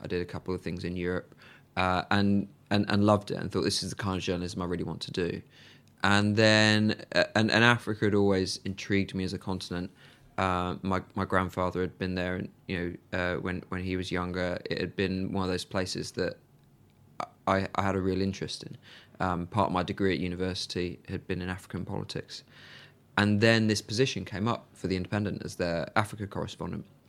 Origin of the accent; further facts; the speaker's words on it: Birmingham, West Midlands, United Kingdom; moved away as an adult; I'm from Birmingham and Villa were the local side.